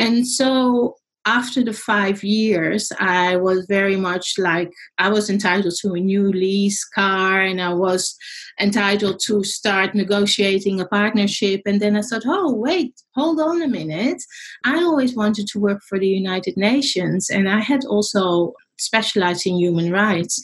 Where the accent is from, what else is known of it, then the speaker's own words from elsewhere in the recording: Netherlands; now in Australia; I'm in Australia. I'm actually Dutch. People were wondering about my accent.